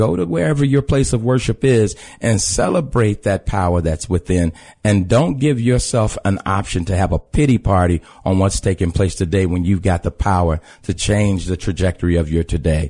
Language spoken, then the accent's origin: English; Chicago, Illinois, United States; When they ask us where are you from? And I say, I'm from Chicago. They go, no, where are you from? {S5} Yeah. {S11} I was like, the West Side.